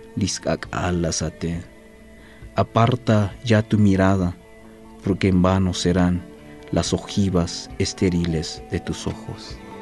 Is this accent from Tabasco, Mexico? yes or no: no; San Andrés Larráinzar, Chiapas, Mexico; soy poeta originario del estado de Chiapas, hablante de la lengua maya tzotzil. Soy del pueblo de San Andrés, Sacamchen